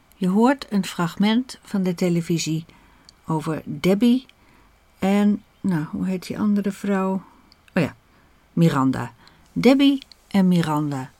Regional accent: Netherlands; Wij Nederlanders

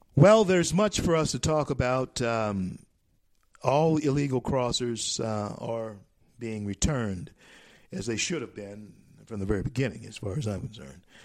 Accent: United States; I am an American, and uh, I have never been a citizen of any other nation but this nation, America.

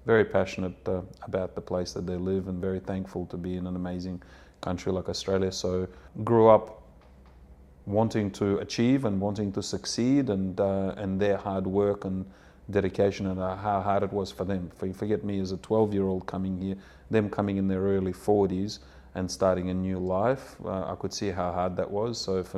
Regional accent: Odessa, Odessa Oblast, Ukraine; born there; English is a second language; moved away; Well, to start, I was born in Odessa, and a country that a lot of people have heard of now, which is Ukraine. When we left, it was still the USSR

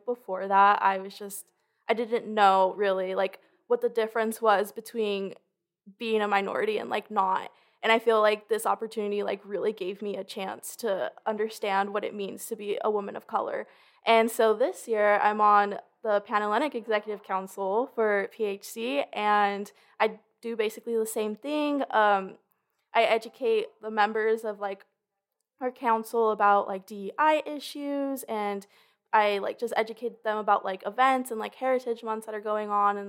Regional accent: Los Angeles, California, United States; I'm from Los Angeles, California. I'm a junior.

